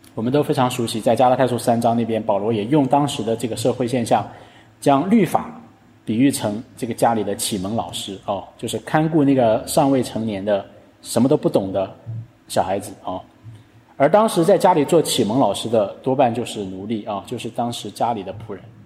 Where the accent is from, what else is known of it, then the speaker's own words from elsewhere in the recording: China; 我们中国人